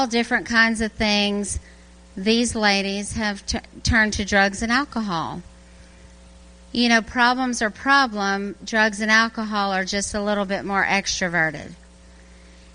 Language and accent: English; Louisiana, United States; moved away as an adult; also born or lived in Birmingham, Alabama; now in Garrison, New York, United States; I'm from Louisiana. I was born and raised there, but then I worked in Birmingham, Alabama for 22 years